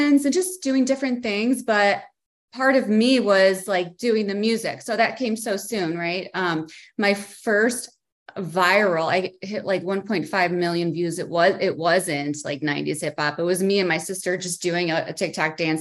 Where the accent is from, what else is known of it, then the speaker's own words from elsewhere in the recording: Chicago, Illinois, United States; moved away as an adult; also born or lived in Las Vegas, Nevada; I'm from the Chicago area